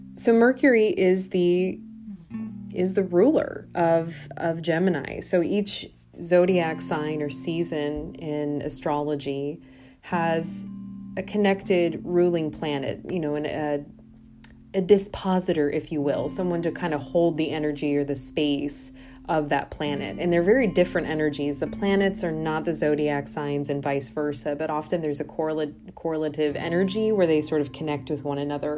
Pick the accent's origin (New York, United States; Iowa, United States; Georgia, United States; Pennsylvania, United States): Iowa, United States; now in Milwaukee, United States; my home state, uh, I think of One Iowa specifically